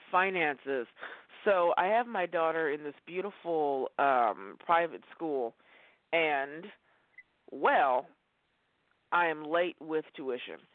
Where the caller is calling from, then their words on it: Oregon, United States; in Oregon.